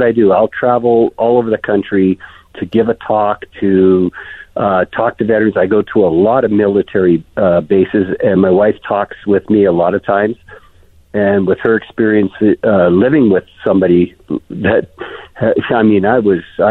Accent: Canada; I'm Canadian

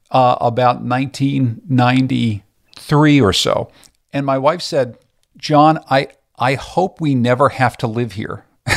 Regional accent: Pittsburgh, Pennsylvania, United States; also born or lived in Boston; I was living in Boston, working at a radio job up there. And I'm originally from Pittsburgh.

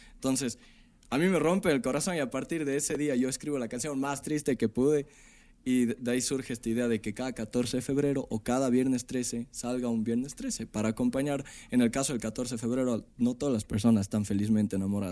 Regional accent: Ecuador; also born or lived in Mexico City, Mexico; soy un artista ecuatoriano

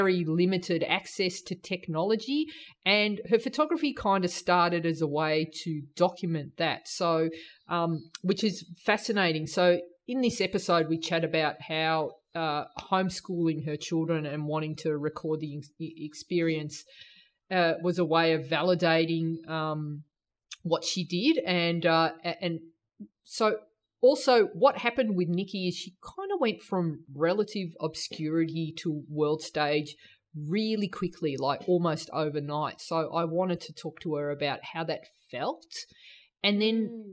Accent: Australia; also born or lived in New Zealand; that sort of carefree childhood that I had growing up in Australia and New Zealand

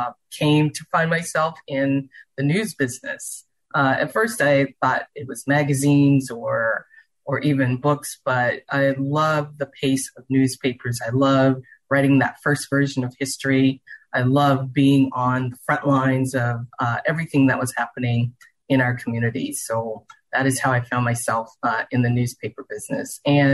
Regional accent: Charleston, South Carolina, United States; now in Houston, United States; Well, I grew up in the South. I grew up in Charleston, South Carolina, and I am one of five children that my parents had.

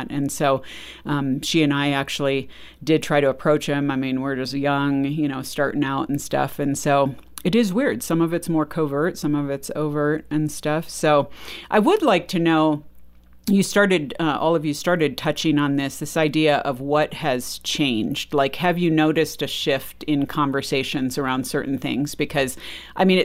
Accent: Texas, United States; Well, of course, I'm a Christian, I'm Texan, you know, or whatever.

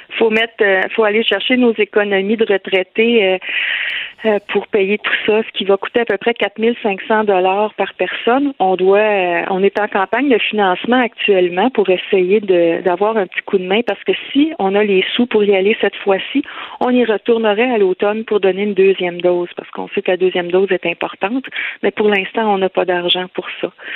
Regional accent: Lanaudière, Quebec, Canada; un peu partout au Québec, mais on est surtout de la Naudière.

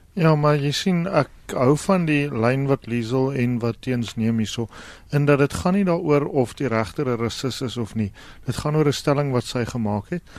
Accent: South Africa; ons as Suid-Afrikaners

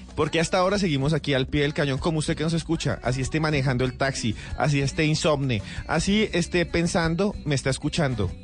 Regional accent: Colombia; me siento orgulloso de haber nacido en esta tierra. En mi tierra. Por eso tengo este acento.

